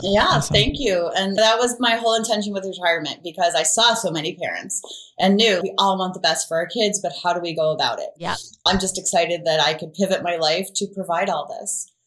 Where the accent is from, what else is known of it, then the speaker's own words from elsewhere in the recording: Ohio, United States; I grew up in Ohio